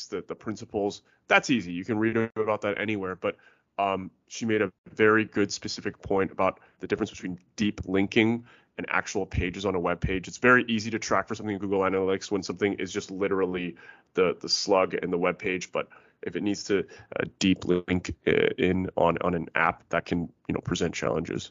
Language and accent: English; Vancouver, British Columbia, Canada; I'm from Vancouver myself